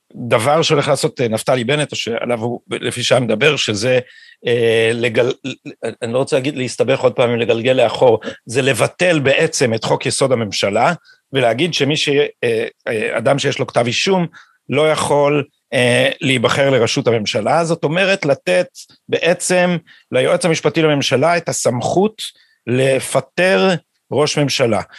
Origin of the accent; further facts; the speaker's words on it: Jerusalem, Jerusalem District, Israel; בא מירושלים ומתוך האליטה הזאת פחות או יותר